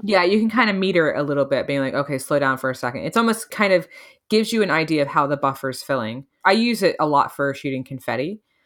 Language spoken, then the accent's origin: English; United States; even as an American